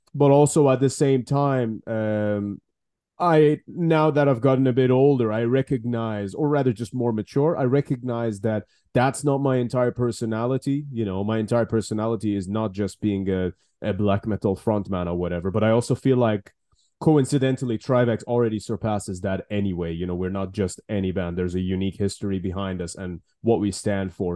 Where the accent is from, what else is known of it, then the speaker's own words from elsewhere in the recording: Iran; moved away as an adult; now in United Kingdom; originally, obviously, born and raised in Iran, and then I moved to the UK